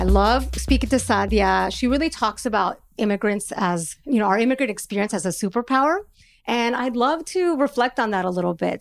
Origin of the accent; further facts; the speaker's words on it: Los Angeles, California, United States; also born or lived in Mexico; I'm from California, that I'm from Los Angeles